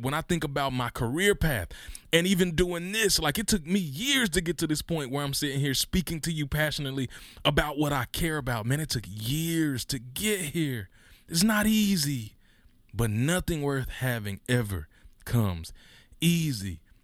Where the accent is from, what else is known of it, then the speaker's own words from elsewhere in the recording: Mississippi, United States; we grew up in Mississippi, which is one of the poorest states in the union